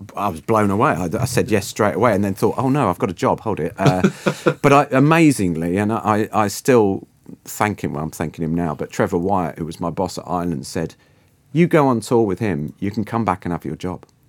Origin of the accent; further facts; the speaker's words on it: Guernsey; moved away as an adult; also born or lived in London; I'm originally from Guernsey in the Channel Islands, uh, from a quite, uh, quite a little island of sixty-five thousand people for all my kind of, you know, teens and early twenties